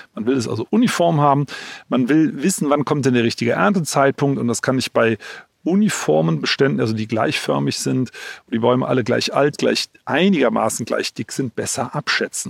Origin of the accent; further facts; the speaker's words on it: Germany; bei uns in Deutschland